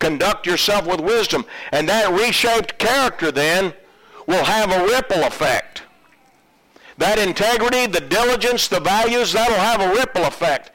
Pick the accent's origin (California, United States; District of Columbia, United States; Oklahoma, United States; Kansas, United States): Oklahoma, United States; moved away; I'm originally from Oklahoma